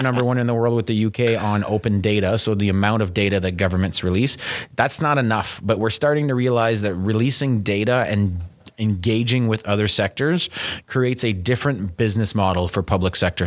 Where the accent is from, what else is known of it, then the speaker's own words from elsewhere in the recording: Canada; we're Canadian